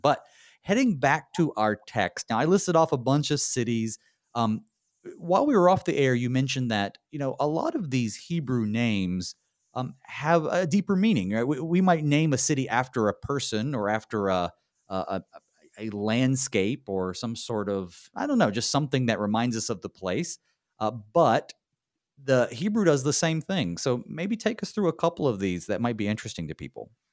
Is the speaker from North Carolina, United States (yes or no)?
yes; North Carolina, United States; accent: southern; moved away as an adult; also born or lived in Saint Louis / Connecticut; now in Minnesota, United States; I moved from North Carolina, where I'm from, to Saint Louis for seminary